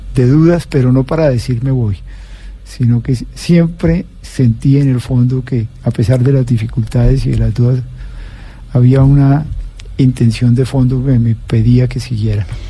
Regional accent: Cali, Valle del Cauca, Colombia; moved away; also born or lived in Magdalena Medio / La Ceja, Antioquia; Yo soy de Cali

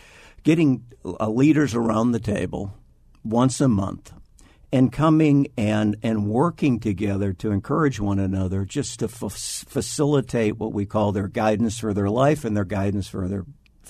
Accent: Iowa, United States; Like a lot of people in Arizona, I came from Iowa. Midwestern stock.

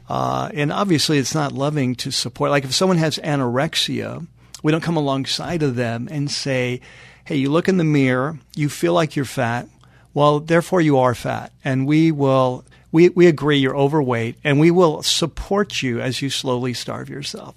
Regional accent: North San Diego County, California, United States; moved away as an adult; also born or lived in Chatsworth, California; now in Los Angeles, United States; my wife and I both grew up in North San Diego County.

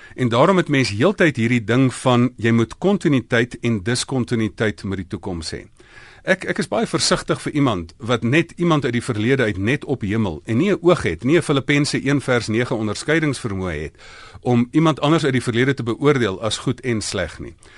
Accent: South Africa; first language Afrikaans

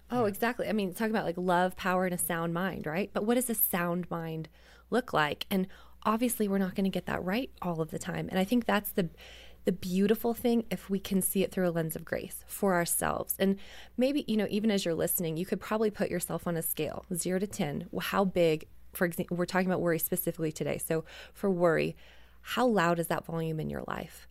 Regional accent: Canada; I grew up in Canada

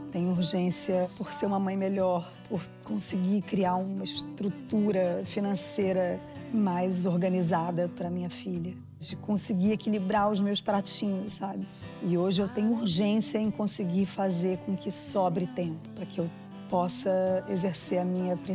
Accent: Brazil; moved away; Vim do Brasil para falar um palavrão.

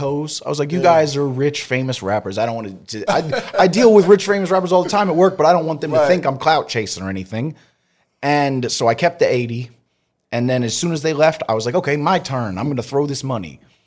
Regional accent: Philadelphia, Pennsylvania, United States; I'm from Philly

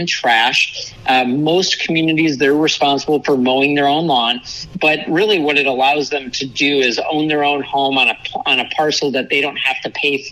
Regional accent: Minnesota, United States; moved away as an adult; now in Florida, United States; I am from Minnesota. I grew up, lived there my entire life until about 11 years ago. I moved down to Florida in 2011

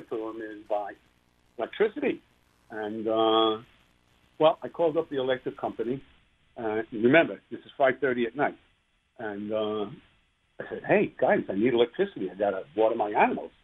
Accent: New York City, New York, United States; moved away; I grew up in New York City. I took a train to school every day

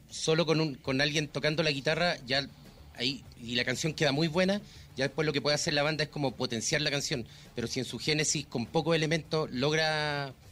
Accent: Argentina; Hablando como argentino.

